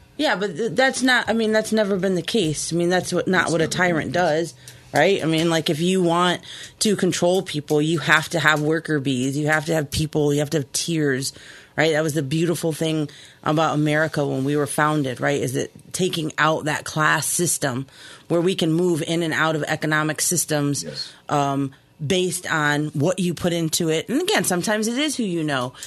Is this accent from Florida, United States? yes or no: yes; Key West, Florida, United States; moved away; I grew up in Key West, Florida, um, little Cuba